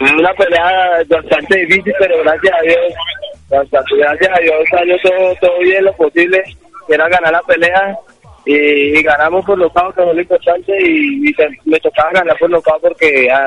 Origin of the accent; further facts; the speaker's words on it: Ibagué, Tolima, Colombia; este título es para Colombia, para Tolima, para Ibagué y para toda la gente de, de, mi tierra.